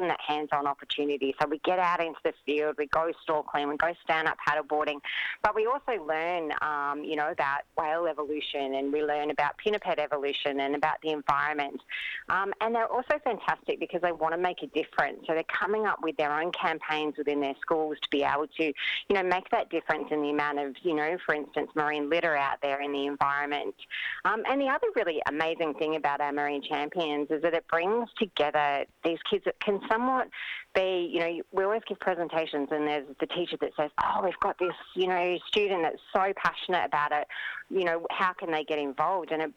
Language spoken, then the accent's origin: English; Mornington Peninsula, Victoria, Australia; I grew up on the Mornington Peninsula